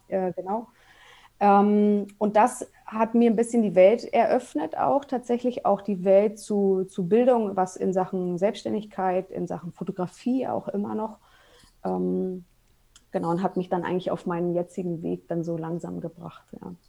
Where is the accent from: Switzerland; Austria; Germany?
Germany; Berlin; also born or lived in Munich suburb; now in Munich area, Germany; ich bin gebürtige Berlinerin und wohne aber mittlerweile mit meinem Mann und mit meinen zwei Kindern äh, in einem Vorort von München.